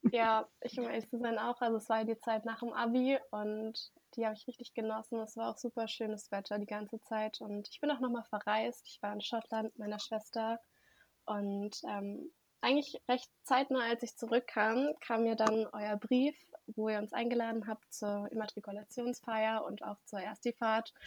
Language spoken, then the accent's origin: German; Germany; ich komme auch hier aus der Nähe und wollte in Berlin bleiben